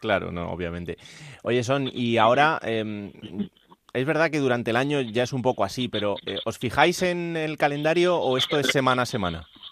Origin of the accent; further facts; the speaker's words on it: Villanueva de la Serena, Extremadura, Spain; el equipo de mi pueblo